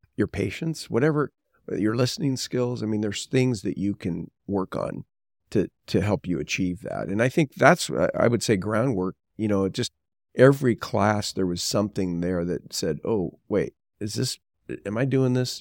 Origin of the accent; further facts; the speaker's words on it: Southern California, United States; I was born and raised in Southern California